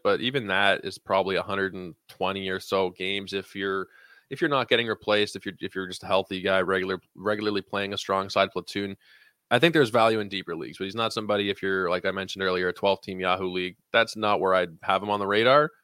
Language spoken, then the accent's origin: English; Canada; as a Canadian